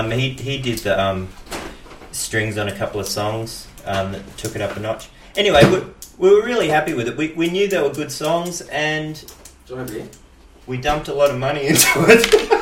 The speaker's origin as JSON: {"language": "English", "town": "Benalla", "region": "Victoria", "country": "Australia", "tie": "born or raised there", "also_born_or_lived": "Dookie", "said": "I'm from Benalla, or Dookie if you want to get specific."}